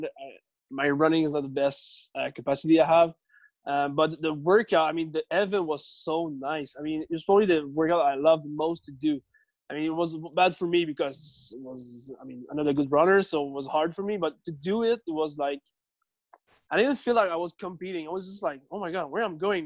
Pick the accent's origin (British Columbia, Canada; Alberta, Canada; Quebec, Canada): Quebec, Canada; Richelieu; English is a second language; moved away as an adult; also born or lived in Montreal; now in north of Montreal, Canada; I grew up in a little city. It's called, in French, it's called Richelieu